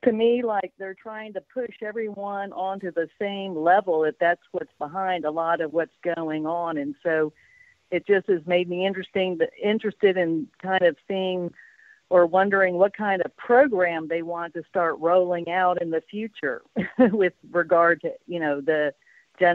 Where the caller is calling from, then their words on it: Spain; I'm calling you from Spain.